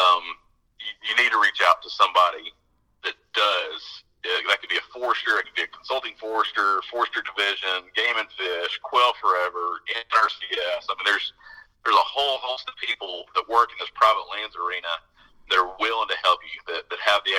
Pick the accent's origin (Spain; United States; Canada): United States; moved away; I'm from Nebraska, Kansas